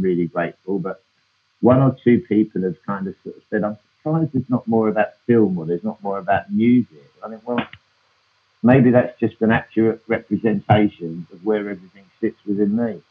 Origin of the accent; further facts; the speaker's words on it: London, United Kingdom; I grew up in Hackney